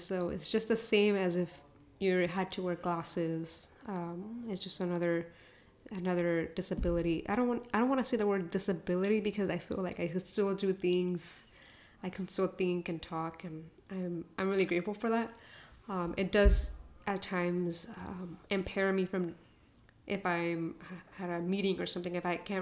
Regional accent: United States; first language Spanish; English is a second language; I was born here in the U.S.

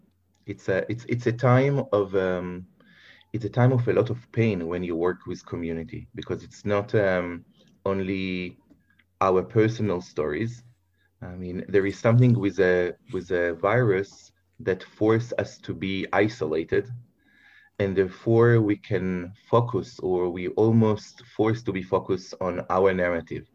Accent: Bnei Brak, Tel Aviv District, Israel; I grew up in Bnei Brak

